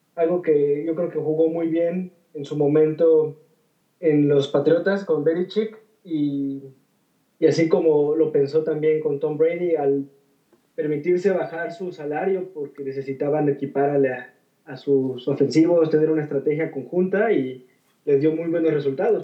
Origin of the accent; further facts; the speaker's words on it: Mexico; como mexicanos estamos muy familiarizados